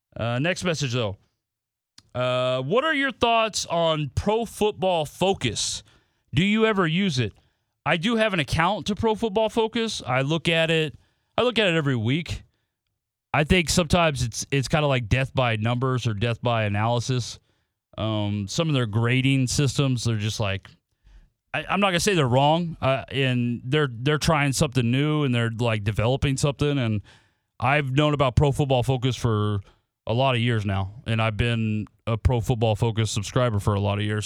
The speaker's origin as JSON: {"language": "English", "region": "Nebraska", "country": "United States", "moved": "yes", "said": "I'm from Nebraska"}